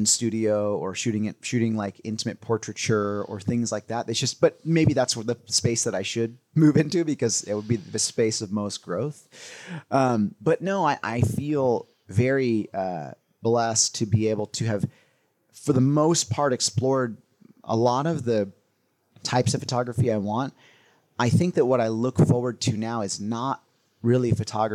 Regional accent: California, United States; growing up in California

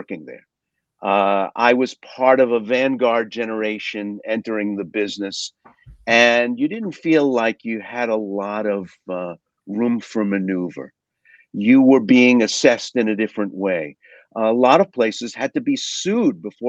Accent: New York City, New York, United States; I grew up working class in Brooklyn, New York

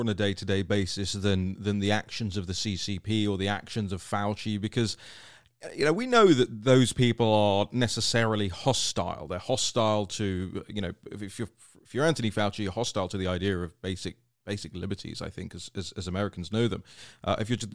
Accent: United Kingdom; now in United States; being a Brit

